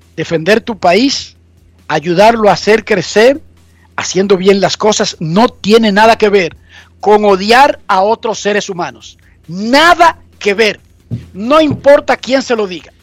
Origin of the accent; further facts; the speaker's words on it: Dominican Republic; moved away as an adult; now in United States; Nosotros los dominicanos